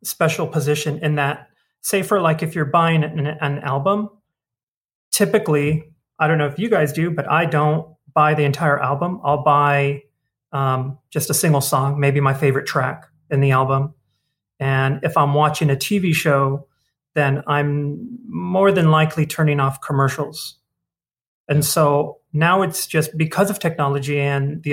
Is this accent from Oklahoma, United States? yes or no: no; Baldwin Park, California, United States; I grew up in Baldwin Park.